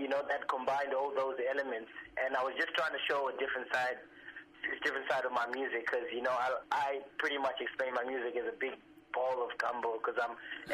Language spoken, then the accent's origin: English; Zimbabwe; also born or lived in Fremantle, Western Australia; now in Perth, Australia; I'm originally from Zimbabwe, and I moved to Fremantle in Western Australia